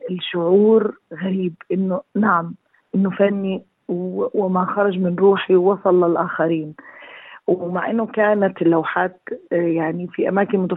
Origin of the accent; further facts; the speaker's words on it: Gaza Strip, Palestine; لما بدي اقول لك انه انا كفلسطينيه وكميه التاثير اللي بيصير في فلسطين من خصوصا في غزه موطني